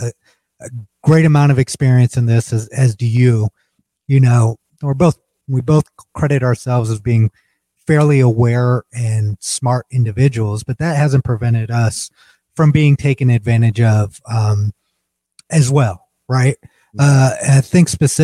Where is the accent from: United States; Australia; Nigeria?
United States; as an American living in America